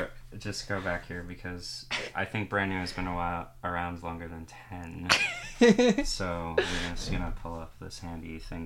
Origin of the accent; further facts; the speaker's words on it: Long Island, New York, United States; one of the most important records of my life, you know, growing up on Long Island, you know.